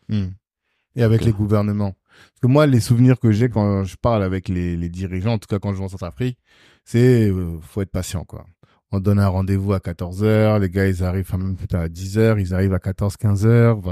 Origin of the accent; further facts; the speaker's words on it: Guadeloupe; Un entrepreneur guadeloupéen.